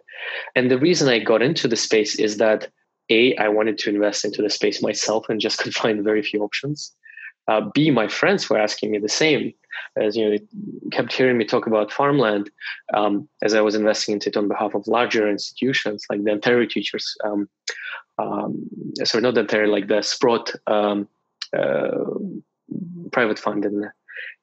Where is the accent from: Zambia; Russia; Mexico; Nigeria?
Russia; moved away as an adult; now in Canada; I was born in Russia and moved to Canada only when I was 22. In Russia, I got my undergrad and my master's in economics.